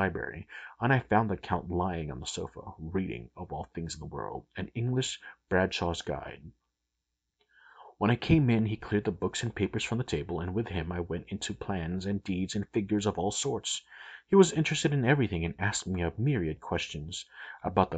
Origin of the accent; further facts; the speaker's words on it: United States; I'm American